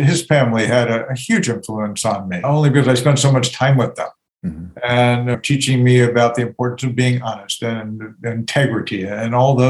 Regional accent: Long Beach, New York, United States; moved away; I grew up in Long Beach, New York. So I'm a native New Yorker and proud of it. And for those people who don't know, Long Beach is on the south shore of Long Island. It's a small beach town, wonderful place to grow up.

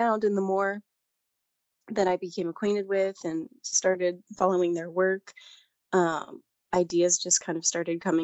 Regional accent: California, United States; moved away as an adult; also born or lived in Japan; I am from California. I just got back from Japan a few years ago, and I'm now in Southern California.

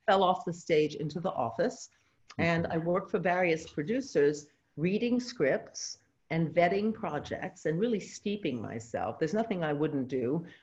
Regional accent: New York City, New York, United States; moved away as an adult; I was born in New York City

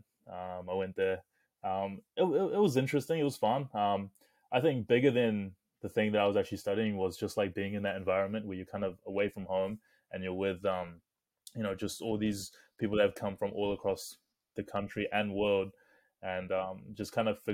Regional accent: Hamilton, Waikato, New Zealand; also born or lived in Cambridge, New Zealand / Palmerston North, New Zealand; So I grew up in Hamilton. I mean, I was in Cambridge at like a young age, which is just like outside of Hamilton.

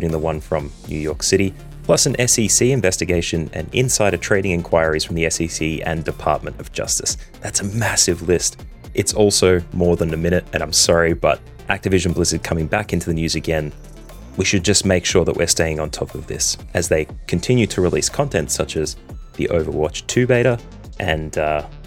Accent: Australia; Being an Australian

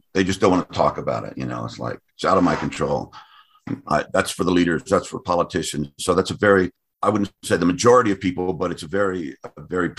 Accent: United States; as an American

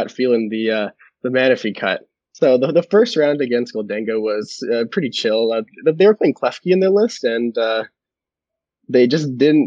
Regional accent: Calgary, Alberta, Canada; moved away as an adult; now in Toronto, Canada; I'm originally from Calgary, Alberta, grew up, and I moved to Toronto for university

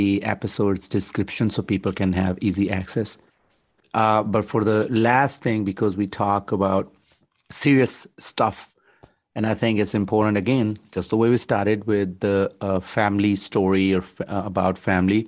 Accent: Pakistan; moved away; I was born and raised in Pakistan. So my humor is Pakistani humor

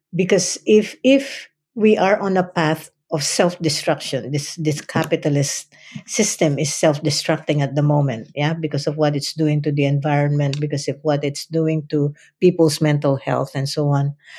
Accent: Philippines; English is a second language; moved away as an adult; now in United States; who I am as a Filipino

